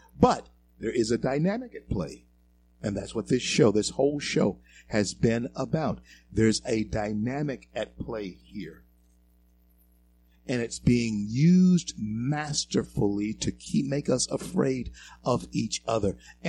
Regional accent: the South, United States; And in being a 64-year-old black man in this country all my life, I can tell, and growing up in the South, I can tell you this.

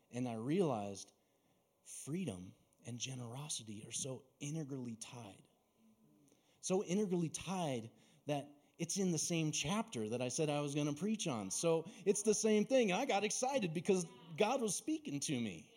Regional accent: Mesa, Arizona, United States; I grew up down in Mesa, surrounded by orchards

